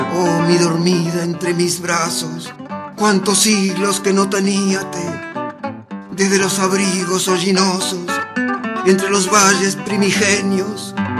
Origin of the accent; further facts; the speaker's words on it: La Maruja, La Pampa, Argentina; pampeano de La Maruja